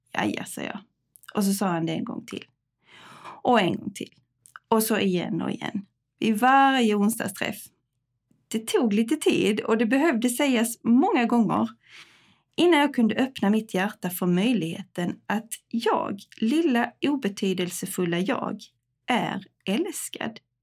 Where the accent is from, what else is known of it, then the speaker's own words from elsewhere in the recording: Tockarp, Skåne, Sweden; moved away as an adult; also born or lived in Jönköping / Stockholm / Spain; Jag är uppvuxen i Tockarp utanför Örkelunga